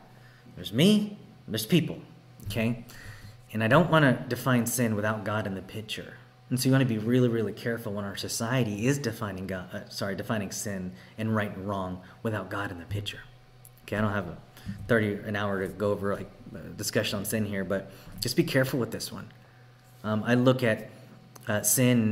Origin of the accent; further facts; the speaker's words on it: Texas, United States; now in Oregon, United States; I was raised in Texas, born and raised